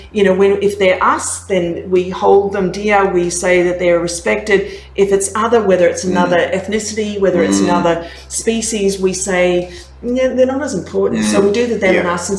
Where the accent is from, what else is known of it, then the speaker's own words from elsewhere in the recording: Gold Coast, Queensland, Australia; moved away as an adult; also born or lived in Canada; I grew up on the Gold Coast, I grew up in Australia